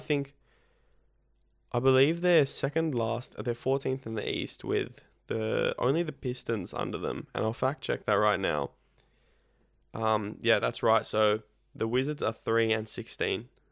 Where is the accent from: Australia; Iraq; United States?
Australia; both being Australian